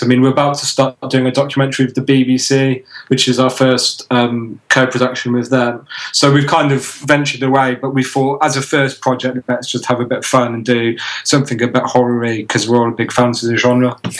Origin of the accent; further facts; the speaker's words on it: United Kingdom; as a British guy